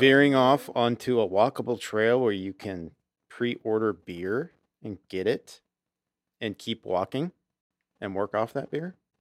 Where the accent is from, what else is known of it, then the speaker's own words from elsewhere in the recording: Auburn, United States; we grew up in Auburn